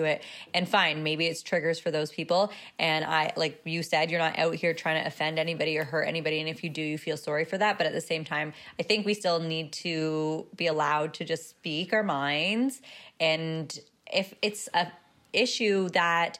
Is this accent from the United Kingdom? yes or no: no; Canada; we're Canadian